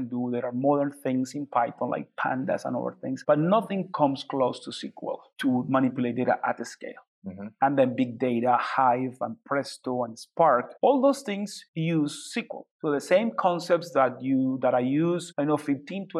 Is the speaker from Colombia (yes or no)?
yes; Colombia; moved away as an adult; also born or lived in California, United States; now in San Francisco, United States; I grew up in Colombia, in South America. Grew up in a very small village in the Andes, surrounded by coffee